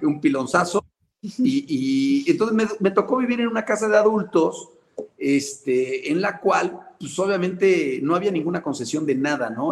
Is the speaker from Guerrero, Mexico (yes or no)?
no; Puebla, Mexico; poblano también